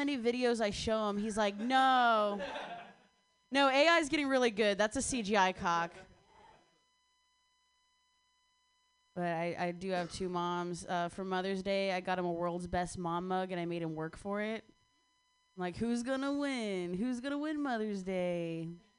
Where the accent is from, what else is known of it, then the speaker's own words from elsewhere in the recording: Ohio, United States; I grew up in Ohio